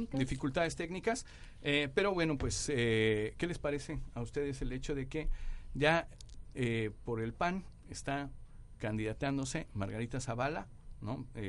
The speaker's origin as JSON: {"language": "Spanish", "country": "Mexico", "said": "como mexicanos en general"}